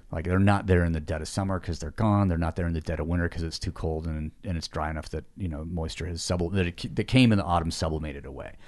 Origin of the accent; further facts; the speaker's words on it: Seattle, Washington, United States; also born or lived in Yosemite National Park, California; I was born in Yosemite National Park. So, like, and lived there for two years, mounted here for three before moving to Seattle.